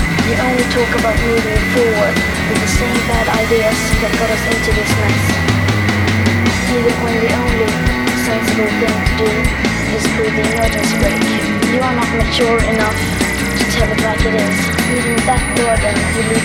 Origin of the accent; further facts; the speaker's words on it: Sweden; I'm 50 years old and I'm from Sweden